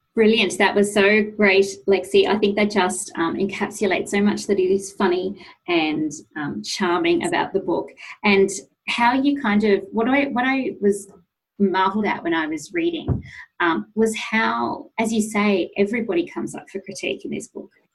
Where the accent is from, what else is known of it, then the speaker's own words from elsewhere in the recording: Sydney, New South Wales, Australia; went to a high school in Sydney, um, an all girls high school in Sydney